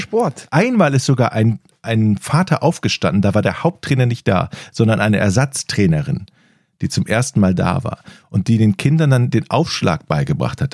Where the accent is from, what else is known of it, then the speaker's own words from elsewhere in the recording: Ratingen, North Rhine-Westphalia, Germany; im Ratinger Stadion, also meiner Heimatstadt